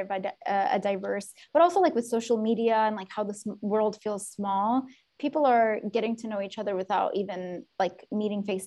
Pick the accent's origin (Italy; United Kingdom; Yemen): Yemen; now in United States; growing up in Yemen